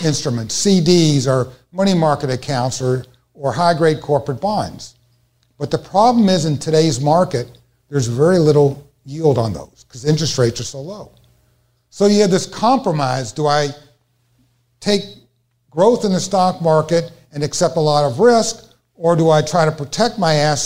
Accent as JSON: {"language": "English", "town": "Louisville", "region": "Kentucky", "country": "United States", "said": "I'm from Louisville, Kentucky"}